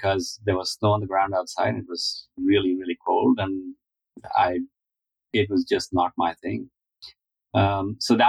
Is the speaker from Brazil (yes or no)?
no; Delhi, India; moved away as an adult; Lived in Delhi, which is the capital, for a large part of it.